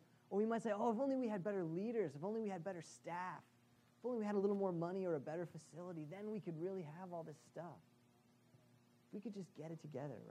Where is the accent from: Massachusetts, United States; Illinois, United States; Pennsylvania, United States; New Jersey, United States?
Massachusetts, United States; Boston; as a Bostonian